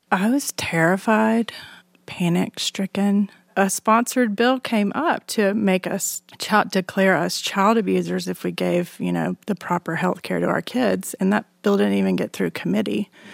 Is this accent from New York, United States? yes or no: no; Alabama, United States; now in Austin, United States; I grew up in Alabama in a conservative evangelical family